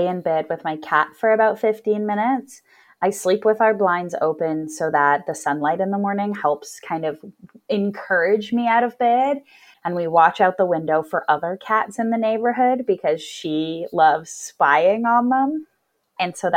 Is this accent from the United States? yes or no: no; Edmonton, Alberta, Canada; growing up in Edmonton, I like Edmonton. I think that it's kind of like living in a small town, but over a million people live here.